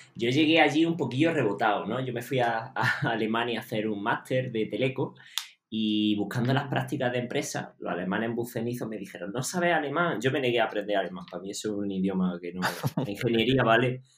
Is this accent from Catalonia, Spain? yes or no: no; Jaén, Andalusia, Spain; yo soy de Jaén